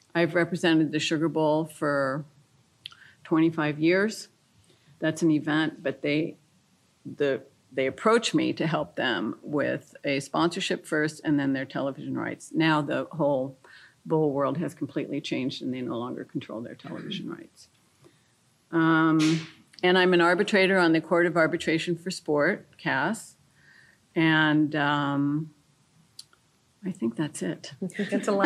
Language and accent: English; France; moved away; I grew up in France. I speak fluent French. I went to French schools.